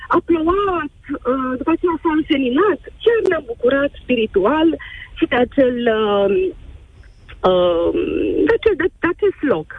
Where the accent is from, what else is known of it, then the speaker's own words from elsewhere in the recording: Târgu Mureș, Mureș County, Romania; suntem din Târgu Mureș